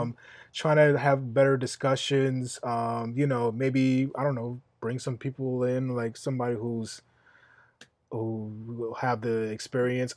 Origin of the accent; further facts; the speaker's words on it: New York City, New York, United States; I'm from Queens.